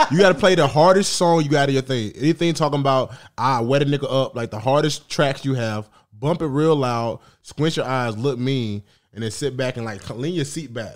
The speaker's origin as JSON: {"language": "English", "town": "Atlanta", "region": "Georgia", "country": "United States", "said": "I'm from Atlanta."}